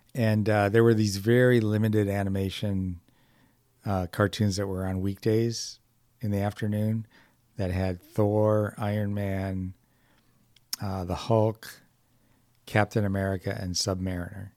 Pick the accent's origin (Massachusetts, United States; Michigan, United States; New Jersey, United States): Michigan, United States; Detroit; moved away; also born or lived in California; originally from Detroit